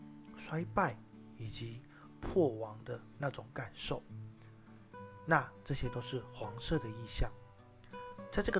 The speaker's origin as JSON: {"language": "Chinese", "town": "Miaoli", "region": "Miaoli County", "country": "Taiwan", "tie": "born or raised there", "said": "可是呢，我的家乡苗栗国呢也遇到相同的问题，人口老化，年轻人被迫离开，到了其他县市打拼发展，城市失去了生机，只能等待时间带走一切。"}